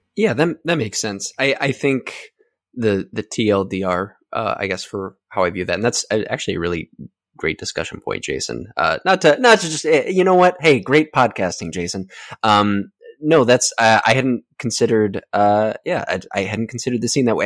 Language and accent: English; Twin Cities suburb, Minnesota, United States; moved away; back in my hometown